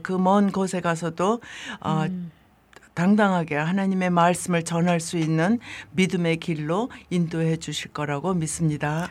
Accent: South Korea; moved away; 한국은 내 고향이니까

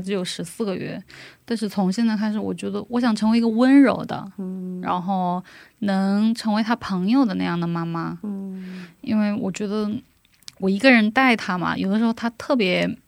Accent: China; moved away as an adult; also born or lived in South Korea; 我是中国人

